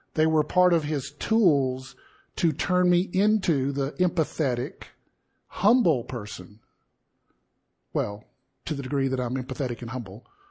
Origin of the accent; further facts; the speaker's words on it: Deep South, United States; I grew up in the Deep South